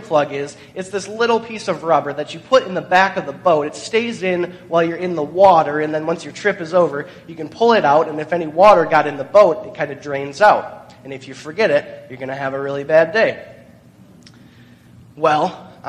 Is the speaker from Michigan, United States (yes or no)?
yes; Michigan, United States; Growing up in Michigan